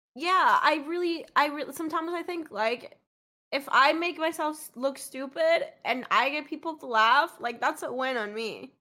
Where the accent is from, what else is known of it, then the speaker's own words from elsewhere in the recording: Colombia; moved away; I grew up in Colombia in the nineties